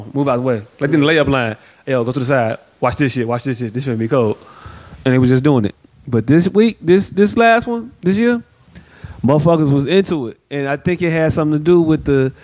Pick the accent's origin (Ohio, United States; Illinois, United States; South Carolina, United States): Illinois, United States; Chicago; I'm from Chicago